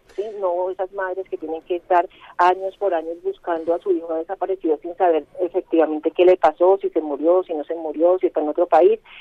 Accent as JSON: {"language": "Spanish", "country": "Colombia", "said": "como ciudadana colombiana"}